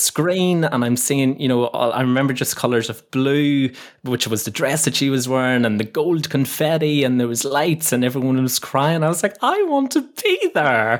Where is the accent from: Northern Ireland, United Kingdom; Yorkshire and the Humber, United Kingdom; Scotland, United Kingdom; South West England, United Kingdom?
Northern Ireland, United Kingdom; moved away as an adult; also born or lived in London / Leeds; now in Kent, United Kingdom; where I grew up in Northern Ireland was a beautiful, beautiful little village. It was just at the foot of these really famous mountains in Northern Ireland called the Moran Mountains.